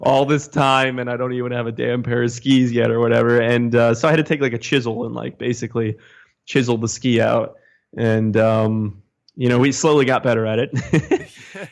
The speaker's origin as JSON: {"language": "English", "region": "New Jersey", "country": "United States", "also_born_or_lived": "Bronx, New York / Conyers, Georgia / Utah", "moved": "as an adult", "lives_now": "New York, United States", "said": "I am originally from New Jersey, um, about thirty minutes outside of New York City"}